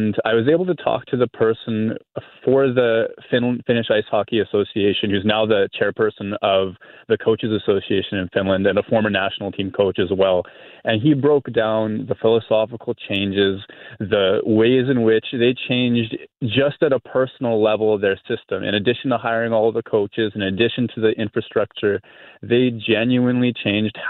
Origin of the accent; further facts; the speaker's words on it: Winnipeg, Manitoba, Canada; I'm from Winnipeg